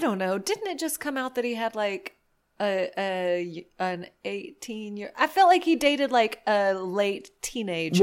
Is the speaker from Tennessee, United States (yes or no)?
yes; Selmer, Tennessee, United States; I'm from Selmer.